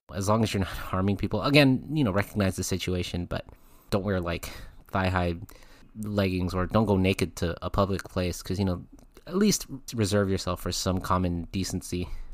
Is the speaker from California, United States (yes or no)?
yes; California, United States; my home state of California